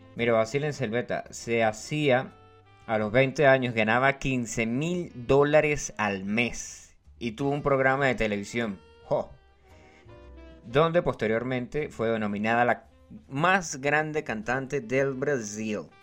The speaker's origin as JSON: {"language": "Spanish", "region": "Los Llanos", "country": "Venezuela", "said": "yo soy llanero. No soy llanero, llanero, 100% llanero"}